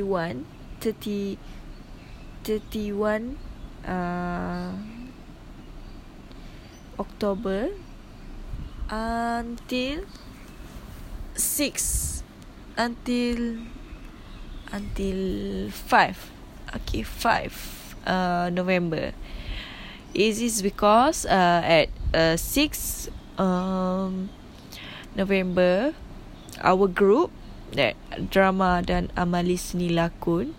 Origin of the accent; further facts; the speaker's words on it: Kelantan, Malaysia; English is a second language; moved away as an adult; I'm at my hometown.